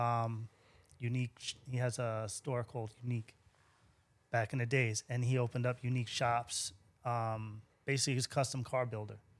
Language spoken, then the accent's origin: English; Central Islip, New York, United States; moved away as an adult; also born or lived in Brooklyn / Miami; now in San Antonio, United States; I grew up in Central Islip, uh, graduated high school, and I ma, I moved to Brooklyn